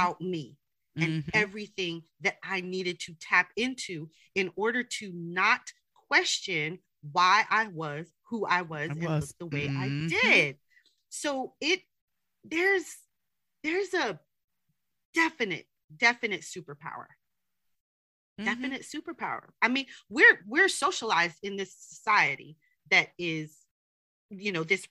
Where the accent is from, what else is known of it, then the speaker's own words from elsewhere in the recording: New York City, New York, United States; also born or lived in Salt Lake City, Utah; I was born in New York, but we went back to New York City